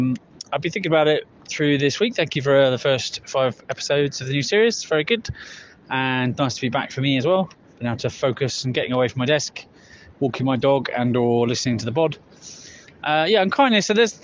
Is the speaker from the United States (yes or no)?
no; Wickham, England, United Kingdom; in my hometown in England, in Wickham.